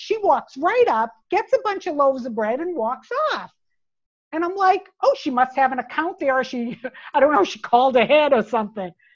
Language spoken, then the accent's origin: English; United States; moved away as an adult; also born or lived in United Kingdom; I was an American working for a Japanese company in the UK